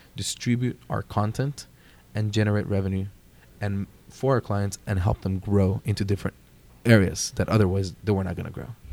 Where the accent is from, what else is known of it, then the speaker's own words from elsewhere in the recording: Jalisco, Mexico; I'm proudly from Jalisco, Mexico.